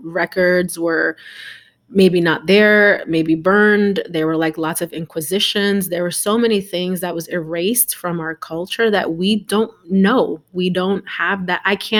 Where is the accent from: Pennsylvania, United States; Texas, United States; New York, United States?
New York, United States; growing up in New York, right?